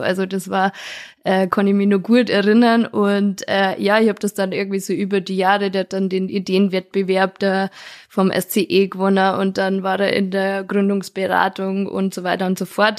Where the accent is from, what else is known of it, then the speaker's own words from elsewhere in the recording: Lenggries, Bavaria, Germany; now in Bad Tölz, Germany; als äh, gebürtige Lengrieserin und jetzt Bad Tölzer Bürgerin